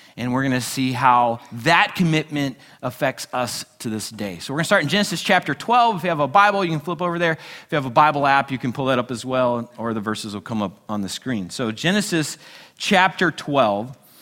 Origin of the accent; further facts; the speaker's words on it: United States; we're a nation built upon freedom, and as Americans, we love our freedom